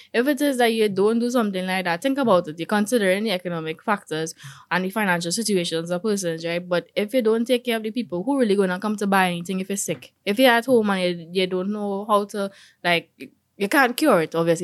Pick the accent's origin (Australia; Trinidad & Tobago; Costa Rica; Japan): Trinidad & Tobago; being a Trinidadian